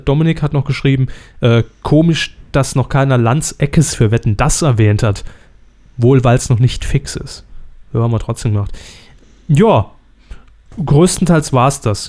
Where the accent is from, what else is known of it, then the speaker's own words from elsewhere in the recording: Saarland, Germany; meine Heimat